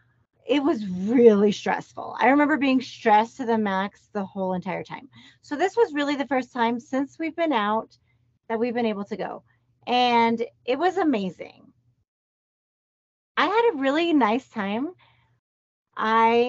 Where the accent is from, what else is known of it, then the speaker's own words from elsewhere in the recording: Colorado, United States; We're from Colorado, but our mom's side of our family is in South Carolina.